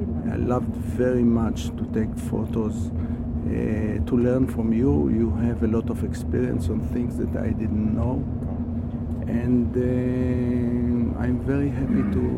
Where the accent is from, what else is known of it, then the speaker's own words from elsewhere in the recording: Haifa, Haifa District, Israel; from Haifa, Israel.